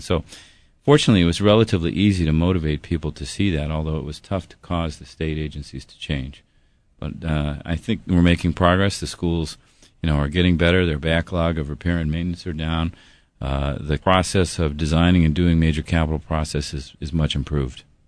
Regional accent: Denver, Colorado, United States; moved away as an adult; now in Hawaii, United States; I was from Denver.

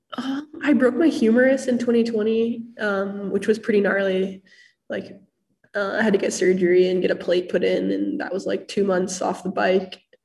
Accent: Hood River, Oregon, United States; moved away as an adult; now in Bellingham, United States; I grew up in Hood River, Oregon

